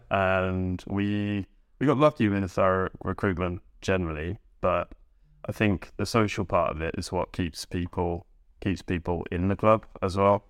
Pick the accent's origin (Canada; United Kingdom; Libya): United Kingdom; Northamptonshire / Bedfordshire, England; also born or lived in Leighton Buzzard; now in Norway; I'm from Northamptonshire slash Bedfordshire